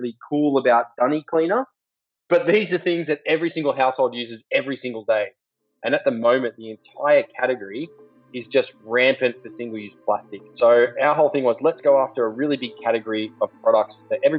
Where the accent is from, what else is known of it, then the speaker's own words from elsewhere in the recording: Sawtell, New South Wales, Australia; also born or lived in Gilgandra, New South Wales; I was born in a little country town called Gilgandra, west of Dubbo in New South Wales. I actually spent most of my childhood on the north coast of New South Wales, a little town called Sawtell, just south of Coffs Harbour.